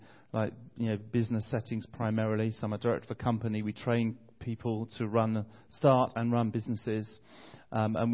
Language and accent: English; Bromley, London, United Kingdom; I'm from London. I'm from a place called Bromley, which is about 20 minutes outside the centre of London.